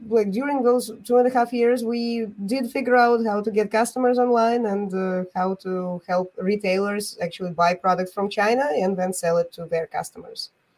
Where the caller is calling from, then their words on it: Bulgaria; I'm joining from Bulgaria.